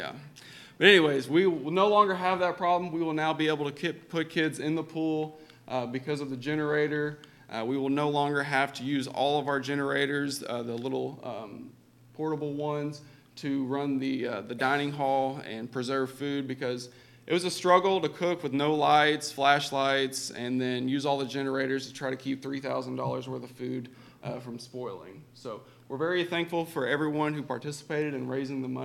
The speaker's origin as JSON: {"language": "English", "region": "Oklahoma", "country": "United States", "tie": "born or raised there", "also_born_or_lived": "Kentucky", "moved": "as an adult", "said": "I'm originally from Oklahoma, and I grew up in a household where work and sports came way before going to church"}